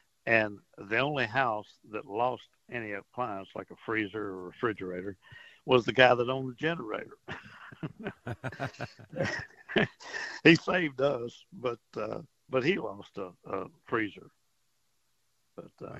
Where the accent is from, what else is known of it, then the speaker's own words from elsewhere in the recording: Port Arthur, Texas, United States; I grew up in Port Arthur, and I rode out a couple of storms over there